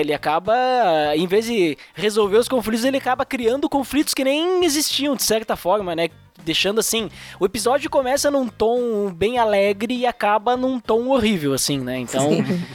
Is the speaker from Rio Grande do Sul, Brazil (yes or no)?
yes; Bento Gonçalves, Rio Grande do Sul, Brazil; eu sou do Rio Grande do Sul, Serra Gaúcha. Se vocês quiserem vir conhecer minha cidade aqui, Bento Gonçalves